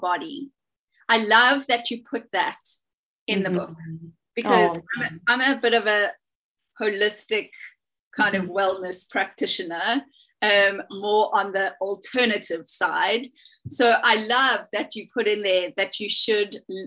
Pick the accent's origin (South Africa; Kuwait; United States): South Africa; now in United Kingdom; I'm South African, but now I live in the UK